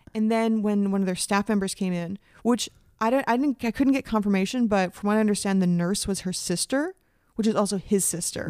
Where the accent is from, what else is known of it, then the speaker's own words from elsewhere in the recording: Canada; also born or lived in United States; I was born in the States, but educated in Canada